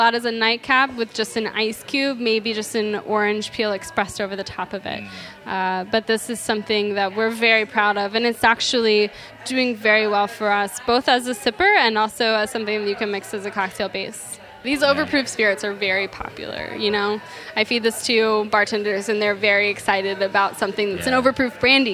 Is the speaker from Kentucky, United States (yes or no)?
yes; Kentucky, United States; moved away; I'm from Kentucky. I miss home